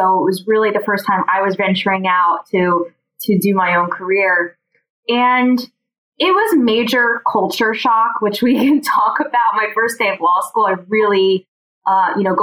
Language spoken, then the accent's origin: English; New Jersey, United States; I grew up outside of New York in New Jersey